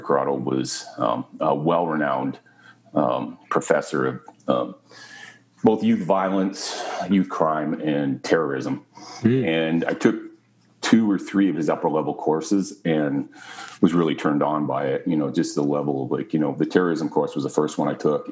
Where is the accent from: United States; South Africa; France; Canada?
Canada; being Canadian